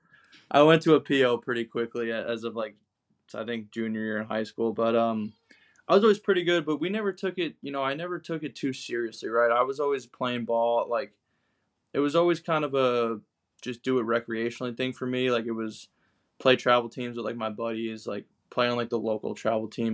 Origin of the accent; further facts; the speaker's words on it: Long Island, New York, United States; moved away as an adult; also born or lived in Fairfield, Connecticut; I grew up in Long Island, New York, in the Northeast.